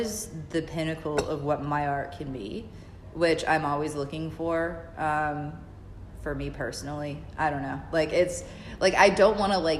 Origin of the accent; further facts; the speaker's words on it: Fayetteville, North Carolina, United States; moved away as an adult; now in Savannah, United States; I grew up in Fayetteville, North Carolina